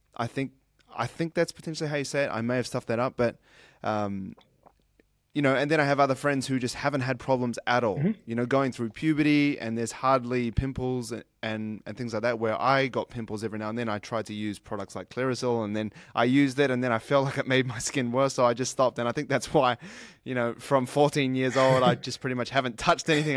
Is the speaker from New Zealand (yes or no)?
yes; New Zealand; now in Sydney, Australia; I was born in New Zealand, but I moved to Australia because it's warmer